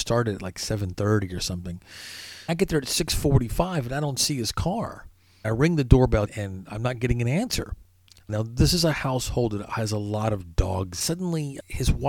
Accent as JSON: {"language": "English", "region": "Arkansas", "country": "United States", "said": "I'm from Arkansas"}